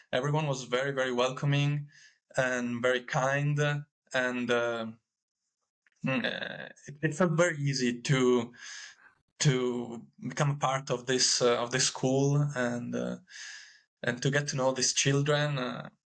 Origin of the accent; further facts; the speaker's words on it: Italy; I am from Italy